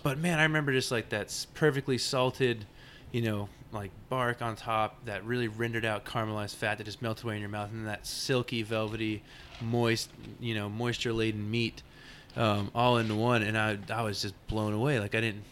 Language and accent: English; Arlington, Texas, United States; moved away as an adult; now in Austin, United States; I grew up in Arlington, Texas